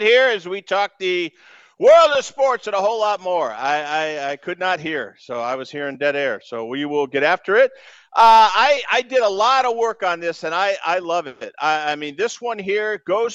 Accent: Western Massachusetts, United States; I grew up in the Boston area, Western Mass, 90 miles from downtown Boston

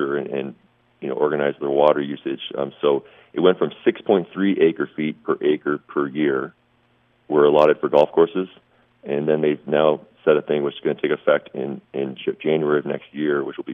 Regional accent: Mississauga, Ontario, Canada; also born or lived in Pennsylvania / Virginia / Delaware; now in Henderson, United States; I'm actually from Mississauga, Ontario, which is a big suburb outside Toronto, Canada.

